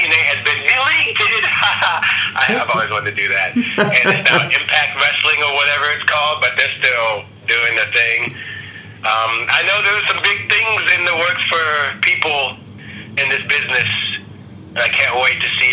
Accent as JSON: {"language": "English", "region": "Virginia", "country": "United States", "said": "I'm from Virginia, you know, the rest of the family's from Maryland."}